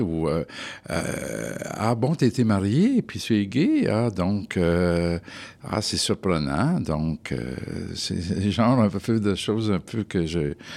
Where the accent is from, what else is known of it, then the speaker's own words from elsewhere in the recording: Montreal, Quebec, Canada; Je suis né à Montréal et j'ai eu toute ma vie euh, familiale, personnelle à Montréal.